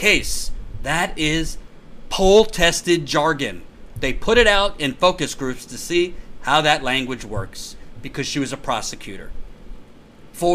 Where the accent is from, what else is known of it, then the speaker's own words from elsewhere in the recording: Long Island, New York, United States; I'm from Long Island